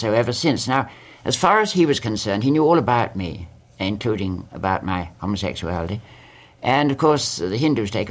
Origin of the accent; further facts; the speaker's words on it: England, United Kingdom; moved away as an adult; now in United States; I always think of myself as English.